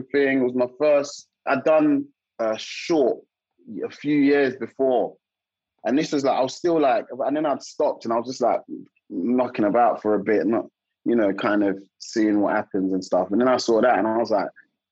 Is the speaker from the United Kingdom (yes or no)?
yes; South London, United Kingdom